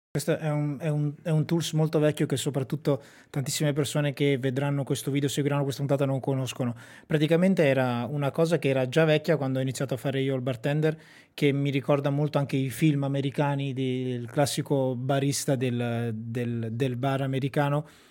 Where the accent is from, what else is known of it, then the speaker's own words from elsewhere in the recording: Sassuolo, Emilia-Romagna, Italy; moved away; also born or lived in Rovato; Io sono di Sassuolo, un paese vicino a Modena